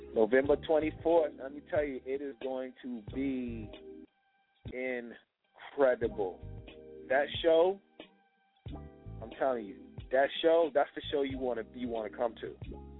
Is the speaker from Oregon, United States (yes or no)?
no; Richmond, Virginia, United States; I promote events in, in my in my hometown, Richmond, VA